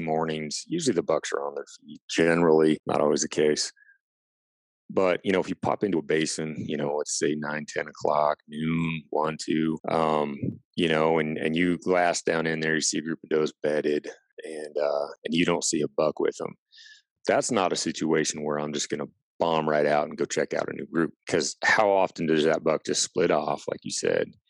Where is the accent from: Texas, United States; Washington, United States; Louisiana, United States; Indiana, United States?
Washington, United States; I grew up in Washington State